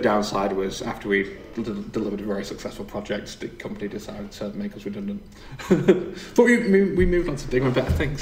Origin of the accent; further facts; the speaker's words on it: the north of England, United Kingdom; accent: northern; my northern accent